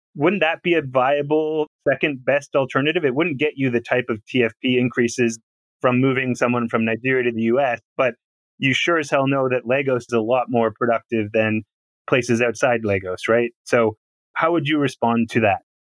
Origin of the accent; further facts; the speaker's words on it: Canada; I'm from Canada